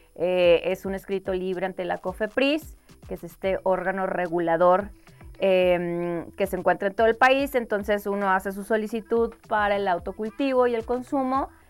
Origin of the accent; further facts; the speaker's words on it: Mexico; moved away as an adult; also born or lived in Colorado, United States; un día sé que voy a regresar a México y quiero ser parte de este movimiento y que ojalá se legalice también en mi país